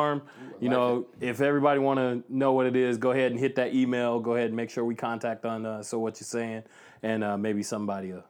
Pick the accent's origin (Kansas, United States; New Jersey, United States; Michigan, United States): Michigan, United States; Flint; growing up in Flint, I mean, the city of Flint was a beautiful city.